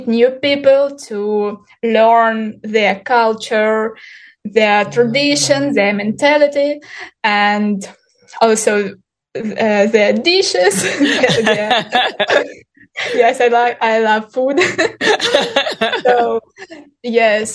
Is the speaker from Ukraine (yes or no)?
yes; Ukraine; English is a second language; moved away as an adult; now in Turkey; I'm from Ukraine. Now, this month, I'm living in Turkey.